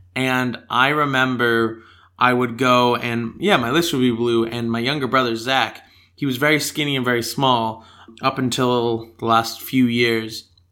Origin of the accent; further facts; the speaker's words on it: United States; accent: American; now in Australia; my stronger American accent